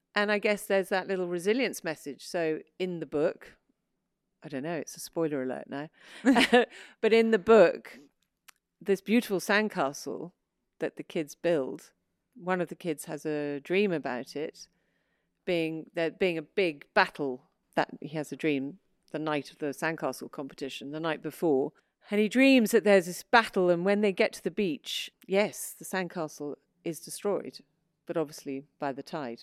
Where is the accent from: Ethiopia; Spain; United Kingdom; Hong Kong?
United Kingdom; England; also born or lived in New York, United States; I was born in New York um, and went, but lived in England all my life because my father was English